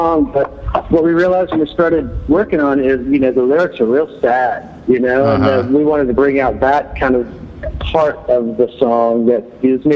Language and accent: English; Garland, Texas, United States; I grew up in Garland